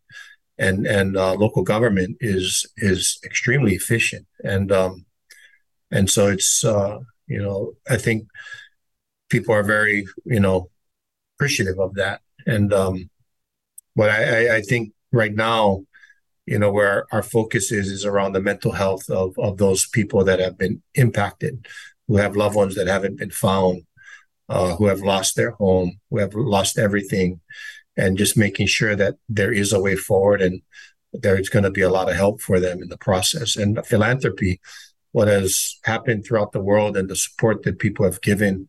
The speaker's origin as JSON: {"language": "English", "region": "Native Hawaiian", "country": "United States", "said": "I am Native Hawaiian"}